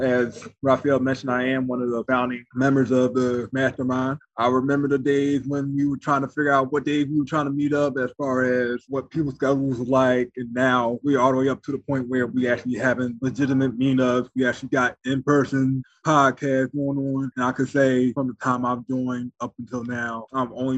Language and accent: English; Philadelphia, Pennsylvania, United States; I'm from Philadelphia